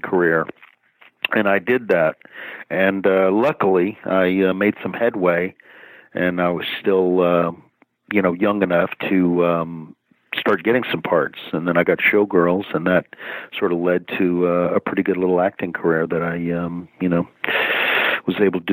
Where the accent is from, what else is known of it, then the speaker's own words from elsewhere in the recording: Dallas, Texas, United States; moved away as an adult; also born or lived in Hollywood; I grew up in Dallas. Yeah. Dallas, Texas.